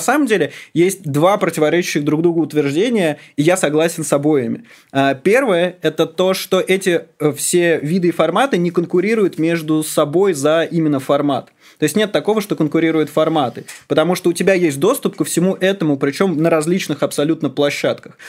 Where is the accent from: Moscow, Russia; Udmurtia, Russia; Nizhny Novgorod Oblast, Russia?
Moscow, Russia; я родился в Москве, я всю жизнь здесь живу